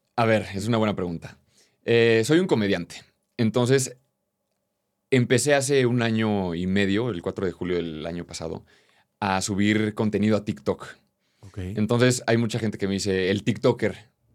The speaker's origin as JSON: {"language": "Spanish", "region": "Querétaro", "country": "Mexico", "said": "Yo soy de Querétaro, un lugar muy tradicional"}